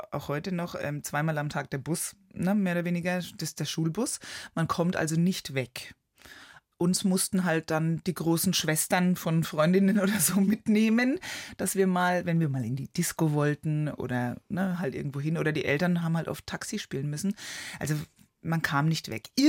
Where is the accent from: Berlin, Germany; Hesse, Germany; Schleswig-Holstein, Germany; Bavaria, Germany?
Bavaria, Germany; Neuschleichach; Ja, also immer wenn ich Vorträge halte, dann frage ich auch die Leute, ob sie Neuschleichach kennen.